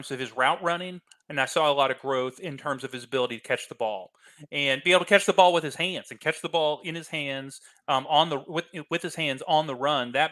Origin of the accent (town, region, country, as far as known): Iowa, United States; born or raised there